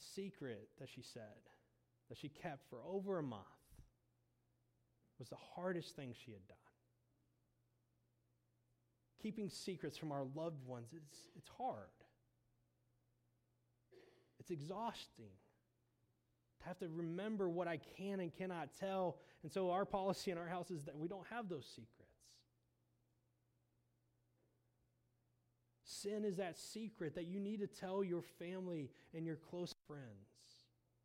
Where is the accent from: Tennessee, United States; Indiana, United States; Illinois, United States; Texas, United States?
Indiana, United States; moved away as an adult; also born or lived in Moberly, Missouri; now in Missouri, United States; I grew up in Indiana, and where I lived, there wasn't the type of humidity that we have here in central Missouri